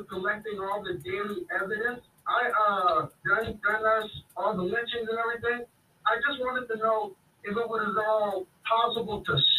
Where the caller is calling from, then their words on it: Atlanta, Georgia, United States; calling from Atlanta.